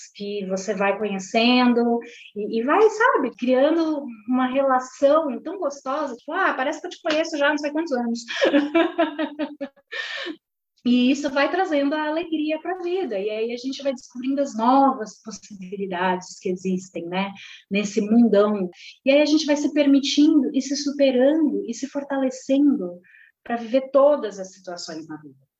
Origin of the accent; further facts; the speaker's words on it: Santos, São Paulo, Brazil; moved away as an adult; now in São Paulo, Brazil; Eu sou da Baixada Santista, sou nascida em Santos